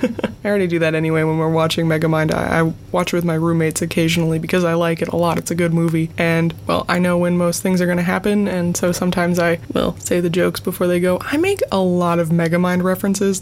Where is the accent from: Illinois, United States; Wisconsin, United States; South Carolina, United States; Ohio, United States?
Wisconsin, United States; I'm from Wisconsin